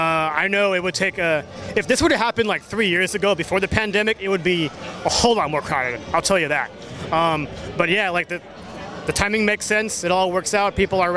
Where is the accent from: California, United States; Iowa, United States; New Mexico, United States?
California, United States; I'm Californian.